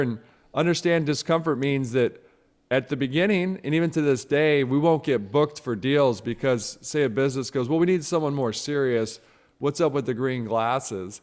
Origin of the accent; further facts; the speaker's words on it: Midwest, United States; I'm from the Midwest, I'm from the Midwest